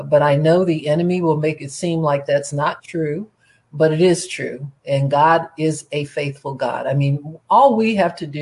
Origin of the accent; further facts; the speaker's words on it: Cleveland, Ohio, United States; I was born in Cleveland, Ohio.